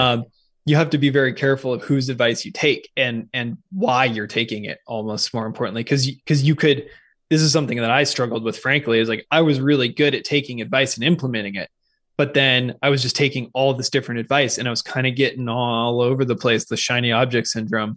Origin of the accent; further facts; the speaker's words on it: Seattle, Washington, United States; moved away as an adult; also born or lived in California; I'm originally from the Pacific Northwest, so I grew up in Seattle, well, just on the east side of Lake Washington